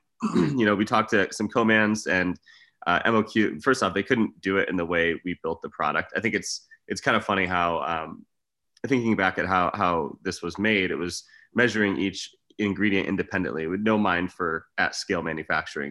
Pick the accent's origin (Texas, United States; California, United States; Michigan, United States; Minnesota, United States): Michigan, United States; moved away; also born or lived in Arizona / Los Angeles / Las Vegas; I grew up in Michigan.